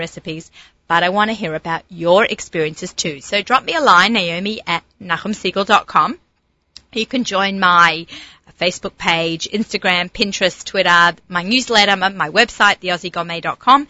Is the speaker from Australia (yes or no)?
yes; Australia; moved away; when I grew up in Australia